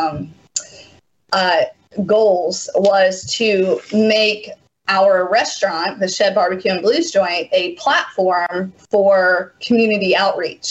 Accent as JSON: {"language": "English", "region": "Mississippi", "country": "United States", "said": "we say, Mississippi."}